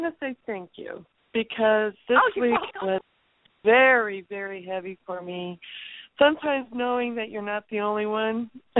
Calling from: California, United States; I'm calling from California.

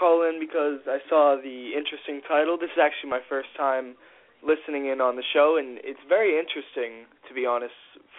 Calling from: Massachusetts, United States; I'm calling from the Massachusetts 508 area.

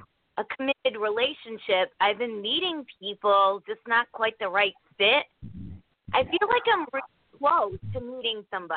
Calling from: Connecticut, United States; from Connecticut.

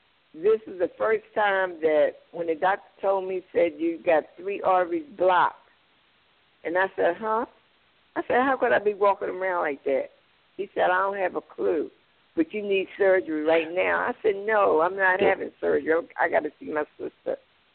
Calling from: Baltimore, Maryland, United States; from Baltimore.

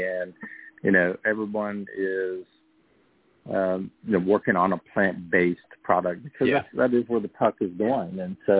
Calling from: Rehoboth Beach, Delaware, United States; I am calling from the great city of Rehoboth Beach, Delaware, today.

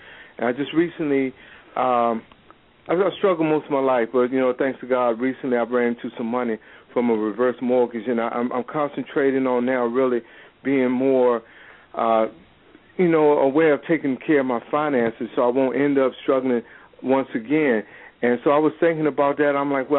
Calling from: Hampton, Virginia, United States; Virginia, Hampton, Virginia.

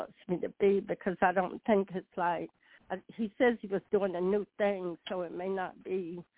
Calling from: North Carolina, United States; Hi, LaShun. … from North Carolina.

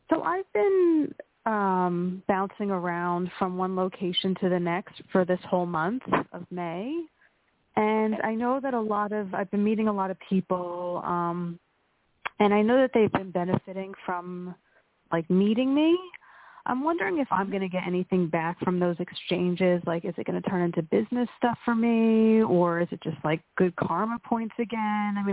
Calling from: Pennsylvania, United States; from Pennsylvania.

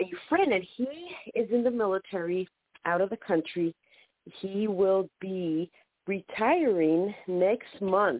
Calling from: San Diego, California, United States; This is … from San Diego.

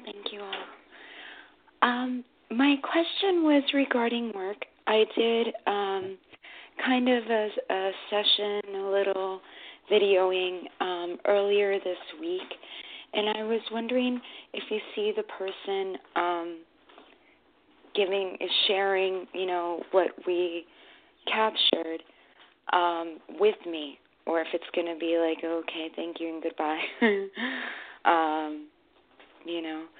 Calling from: New York, United States; I'm calling from New York.

